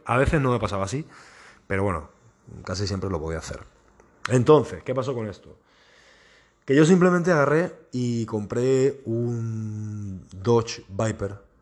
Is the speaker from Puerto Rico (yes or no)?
no; Spain; en mi país, en España.